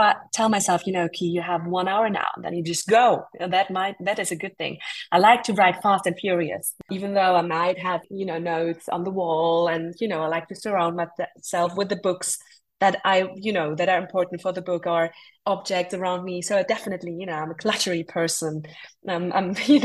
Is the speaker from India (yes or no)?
yes; India; growing up in India